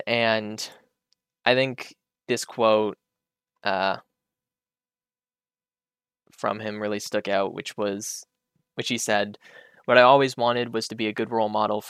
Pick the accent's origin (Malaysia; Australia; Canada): Canada; I'm Canadian